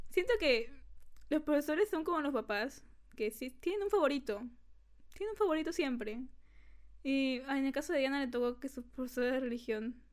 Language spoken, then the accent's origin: Spanish; Lima, Peru; Y, no, no, somos, de Lima.